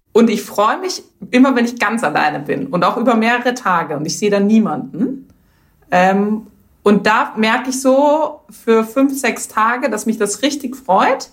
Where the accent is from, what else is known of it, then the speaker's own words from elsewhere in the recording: Vienna, Austria; moved away as an adult; now in Germany; ich komme ja aus der Wien-Region